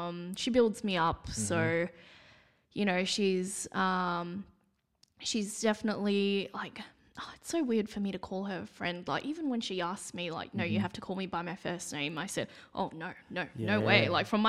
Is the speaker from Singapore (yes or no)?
yes; Singapore; I am Singaporean and I am going to look different to everybody else.